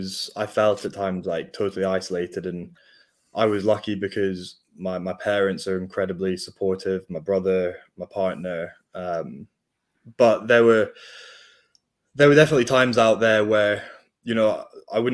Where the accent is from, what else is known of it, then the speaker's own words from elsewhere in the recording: Scotland, United Kingdom; we were the Scottish guys